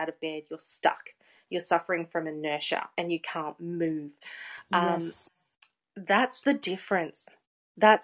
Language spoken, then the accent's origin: English; Geelong, Victoria, Australia; I was born in Geelong